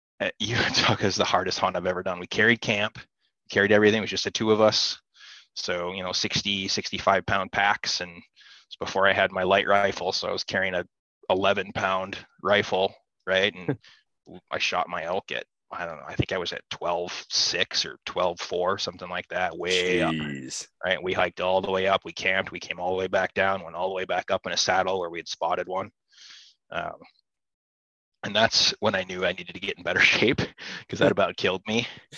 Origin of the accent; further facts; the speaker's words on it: Midwest, United States; For me, I grew up here in the Midwest hunting tree stands and watching deer walk under me and watching them play.